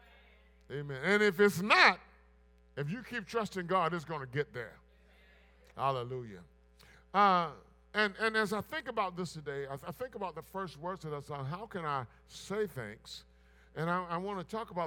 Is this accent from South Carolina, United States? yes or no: yes; Blair, South Carolina, United States; a boy growing up in Blair, South Carolina